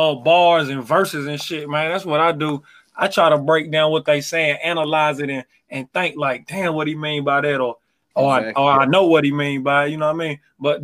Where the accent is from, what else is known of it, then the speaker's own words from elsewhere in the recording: the South, United States; I'm from the South. … from the South.